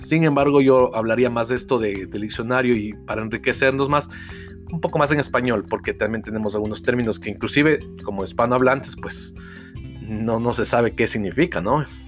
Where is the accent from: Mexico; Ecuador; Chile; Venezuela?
Ecuador; acá en mi país, en Ecuador, no tenemos ese hábito de lectura